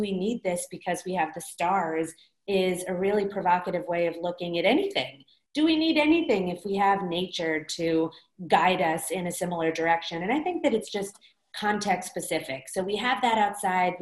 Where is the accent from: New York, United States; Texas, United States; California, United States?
California, United States; Los Angeles; I grew up in Los Angeles